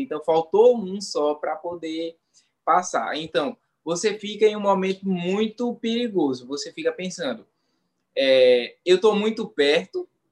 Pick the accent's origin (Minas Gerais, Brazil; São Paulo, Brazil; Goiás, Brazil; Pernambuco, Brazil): Pernambuco, Brazil; Ribeirão; Eu sou do é, natural do Engenho Santa Cruz 2, que é zona rural de uma cidade do interior de Pernambuco chamada Ribeirão